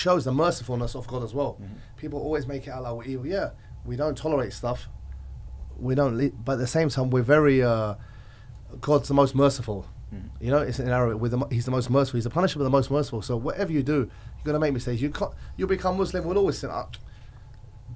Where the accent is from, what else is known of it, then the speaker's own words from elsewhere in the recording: England, United Kingdom; moved away; I was raised in England